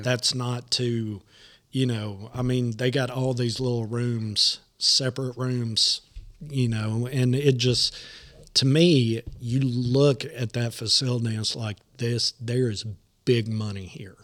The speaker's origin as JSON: {"language": "English", "town": "Nashville", "region": "Tennessee", "country": "United States", "tie": "born or raised there", "said": "I'm born and raised in Nashville"}